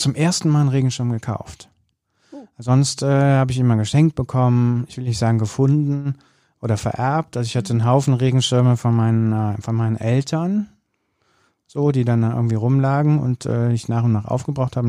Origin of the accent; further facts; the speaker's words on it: Bergisches Land, North Rhine-Westphalia, Germany; now in Cologne, Germany; ich bin am Land groß geworden, im Bergischen Land